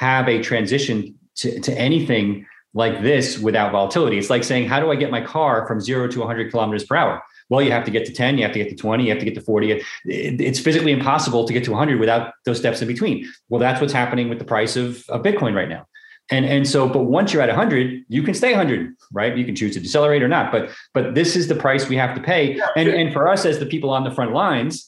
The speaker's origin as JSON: {"language": "English", "region": "New York", "country": "United States", "said": "I'm from New York"}